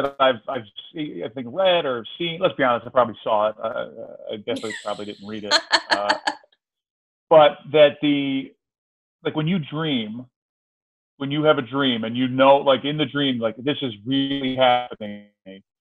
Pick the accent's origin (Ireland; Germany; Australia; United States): United States; Georgia; moved away as an adult; also born or lived in Philadelphia, Pennsylvania; now in Astoria, New York, United States; I grew up mostly in Georgia. I'm from Philly originally. My whole family is from Philadelphia, but we moved down there like right before middle school, so to Georgia, to just north of Atlanta.